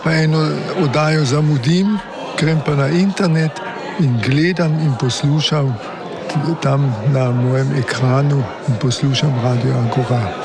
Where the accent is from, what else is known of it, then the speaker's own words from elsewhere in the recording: Kotmara vas, Carinthia, Austria; sem iz Kotmare vasi